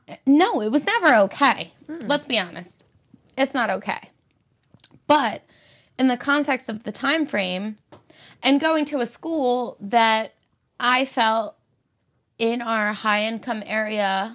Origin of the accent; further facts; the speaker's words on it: Philadelphia area, Pennsylvania, United States; I'm from the Philly area